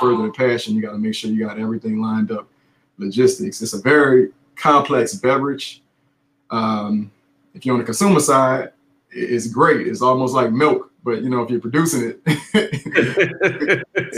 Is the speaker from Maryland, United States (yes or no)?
no; New Orleans, Louisiana, United States; New Orleans native, born and raised in New Orleans East